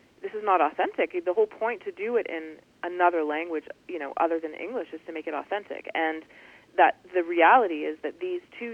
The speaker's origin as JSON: {"language": "English", "town": "Toronto", "region": "Ontario", "country": "Canada", "said": "I'm from Toronto, Canada"}